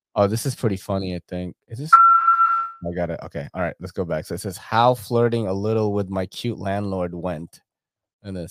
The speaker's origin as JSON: {"language": "English", "town": "New York City", "region": "New York", "country": "United States", "tie": "born or raised there", "said": "growing up in New York City"}